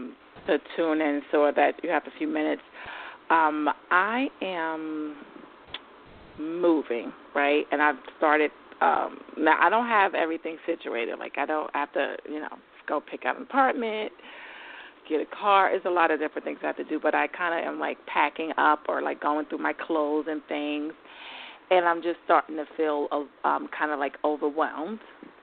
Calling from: New York, United States; New York.

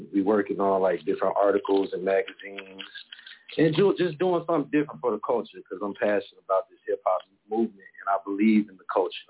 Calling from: Chicago, Illinois, United States; I'm from Chicago, Southside.

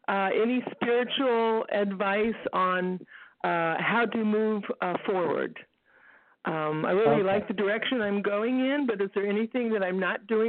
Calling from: Texas, United States; I'm calling from Texas.

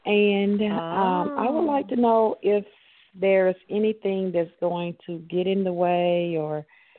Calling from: Atlanta, Georgia, United States; I'm calling from Atlanta, Georgia.

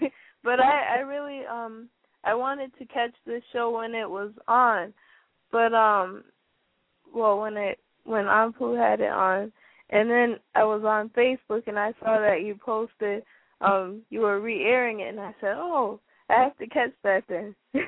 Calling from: Springfield, Massachusetts, United States; I'm calling from Springfield, Massachusetts.

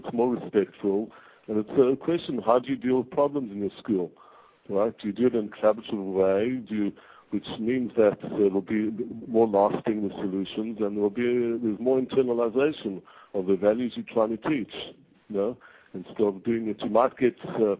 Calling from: Israel; I'm actually calling from Israel.

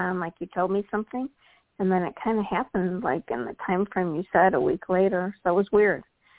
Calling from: Midwest, United States; I'm calling from the Midwest.

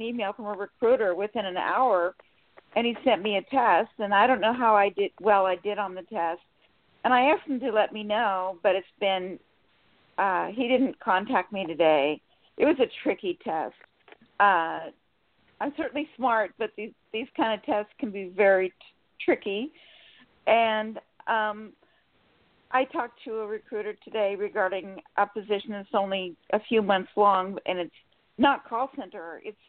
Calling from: Sacramento, California, United States; Sacramento, California.

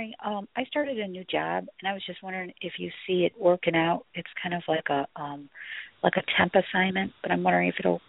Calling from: Chicago, Illinois, United States; I'm calling from Chicago.

